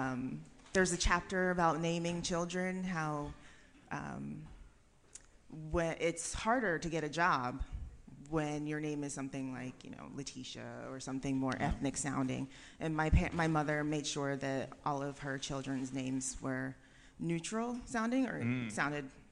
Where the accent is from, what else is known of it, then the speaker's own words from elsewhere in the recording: Colorado, United States; I'm from Colorado